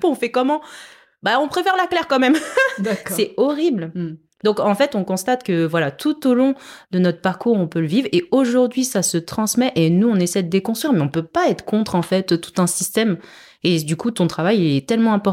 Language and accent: French; France; j'ai grandi en France